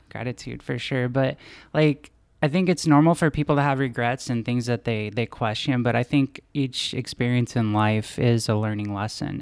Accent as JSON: {"language": "English", "town": "Wichita", "region": "Kansas", "country": "United States", "tie": "born or raised there", "said": "my hometown of Wichita, Kansas"}